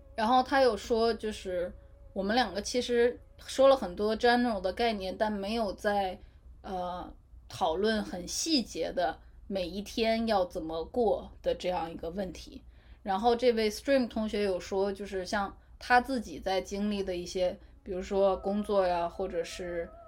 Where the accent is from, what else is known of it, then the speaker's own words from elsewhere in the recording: China; 新型的，新时代的中国人